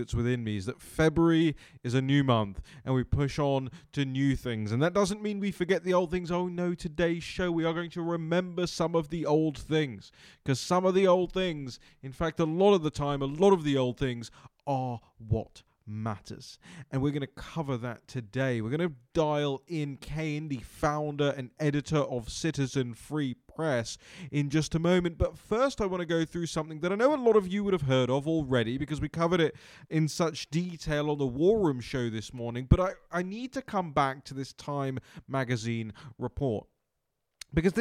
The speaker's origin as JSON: {"language": "English", "country": "United Kingdom", "moved": "yes", "lives_now": "Washington, D.C., United States", "said": "I'm British"}